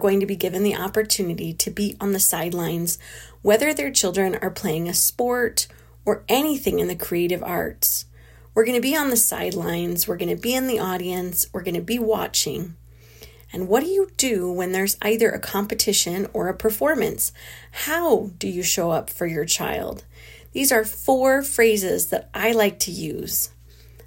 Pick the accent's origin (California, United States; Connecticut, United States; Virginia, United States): California, United States; moved away; a hotel room in my hometown in California